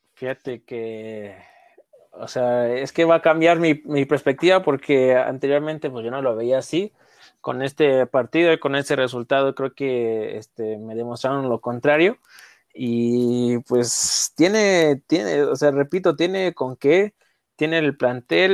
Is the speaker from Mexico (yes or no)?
yes; Mexico; como mexicanos